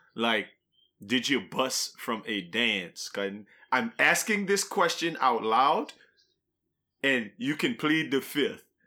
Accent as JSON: {"language": "English", "region": "Louisiana", "country": "United States", "tie": "born or raised there", "said": "growing up in Louisiana, we like Louisiana things."}